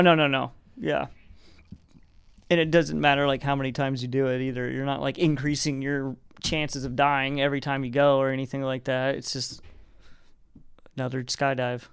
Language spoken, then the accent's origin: English; Arkansas, United States; moved away as an adult; now in California, United States; I grew up in Arkansas